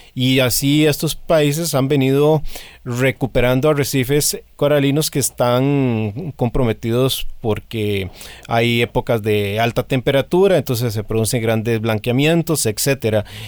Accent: Costa Rica; me incluyo como costarricense

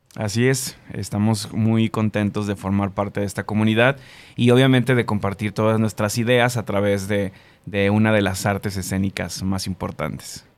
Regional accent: Jalisco, Mexico; also born or lived in Colima; now in Guadalajara, Mexico; soy jalisciense, pero estudié fuera del estado.

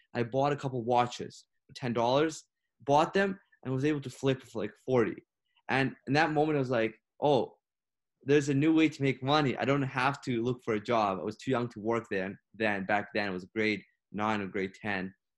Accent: Ukraine; now in Canada; I was born and raised in Ukraine. I moved here to Canada seven years ago.

